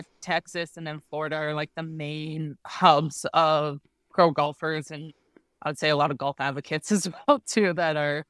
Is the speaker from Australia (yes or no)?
no; Canada; moved away as an adult; now in Arizona, United States; Yeah, I was born and raised in Canada and moved down to Arizona about 2 years ago.